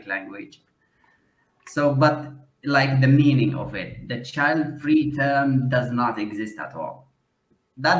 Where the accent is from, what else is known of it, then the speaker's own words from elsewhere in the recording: Yemen; moved away as an adult; also born or lived in India / Malaysia; I am from Yemen